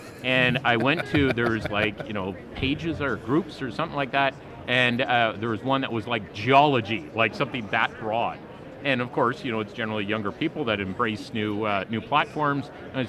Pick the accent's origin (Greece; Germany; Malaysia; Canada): Canada; Stewart, British Columbia; I'm born and raised in Stewart, British Columbia, as many of your listeners know.